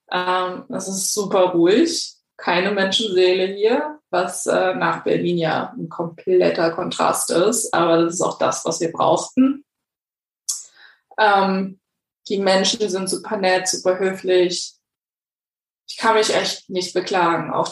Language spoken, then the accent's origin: German; Greece; By the way, ich bin Griechin für die Hörer.